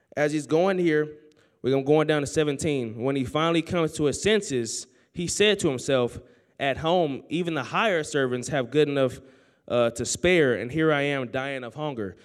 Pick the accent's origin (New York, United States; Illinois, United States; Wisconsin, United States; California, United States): California, United States; Oakland; moved away as an adult; now in Sterling, United States; I grew up in Oakland, California, the church, man.